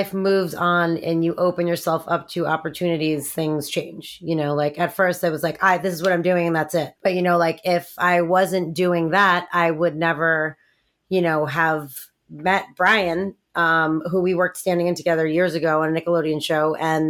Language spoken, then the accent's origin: English; New York, United States; moved away as an adult; now in Los Angeles, United States; I am originally from New York. I moved out to Los Angeles after I graduated college.